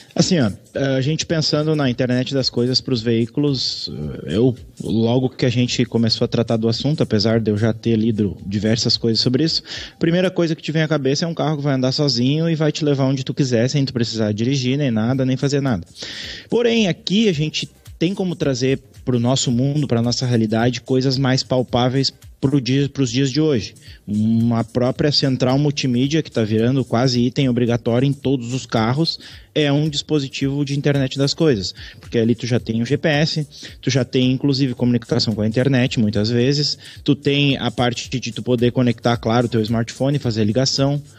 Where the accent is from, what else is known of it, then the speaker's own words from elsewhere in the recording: Gaúchos, Rio Grande do Sul, Brazil; nós, como somos gaúchos